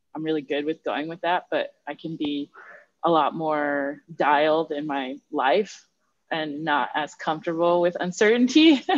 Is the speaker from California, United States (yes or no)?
yes; Los Angeles, California, United States; I'm born, raised, and back